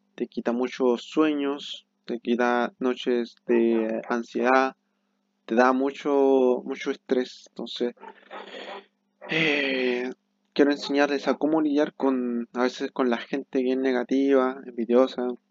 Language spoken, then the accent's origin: Spanish; Chile; soy de Chile